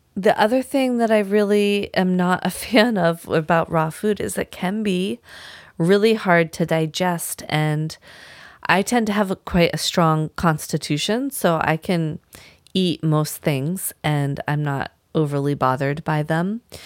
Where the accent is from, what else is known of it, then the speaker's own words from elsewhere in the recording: Vermont, United States; moved away as an adult; also born or lived in Washington State; now in Maine, United States; growing up in Vermont my whole life.